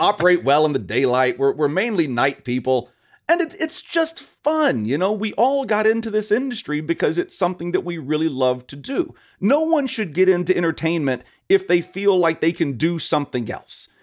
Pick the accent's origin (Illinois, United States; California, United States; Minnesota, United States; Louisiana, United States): Louisiana, United States; now in Las Vegas, United States; I am a Southern boy. I, I grew up in Louisiana.